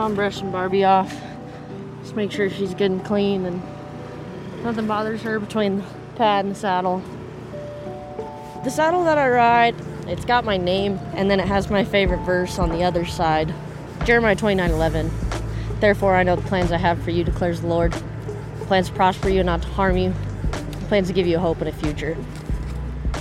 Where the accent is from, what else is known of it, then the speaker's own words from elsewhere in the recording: Colorado, United States; I'm from Iowa, Colorado.